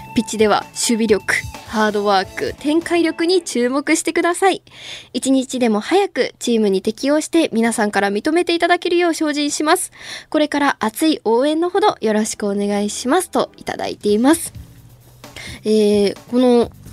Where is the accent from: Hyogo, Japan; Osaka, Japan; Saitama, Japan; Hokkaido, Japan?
Osaka, Japan; Izumisano; moved away; 地元に帰る時あの泉佐野市出身なんで